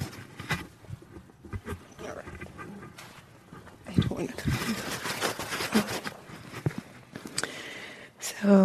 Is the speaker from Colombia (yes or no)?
yes; Colombia; moved away; I'm from Colombia